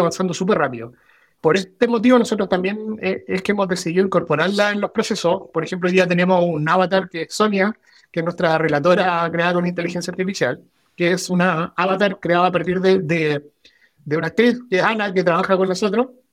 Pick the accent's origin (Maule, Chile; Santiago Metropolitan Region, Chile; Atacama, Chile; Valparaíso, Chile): Atacama, Chile; El Salvador; Yo nací en El Salvador, en el campamento de Codelco